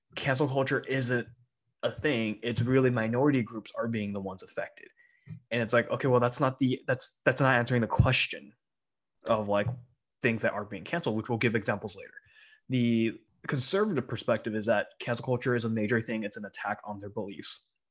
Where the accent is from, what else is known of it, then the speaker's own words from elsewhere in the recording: SoCal, California, United States; moved away as an adult; also born or lived in Taiwan; we're both immigrants from Taiwan, and we both grew up in, like, the same part of SoCal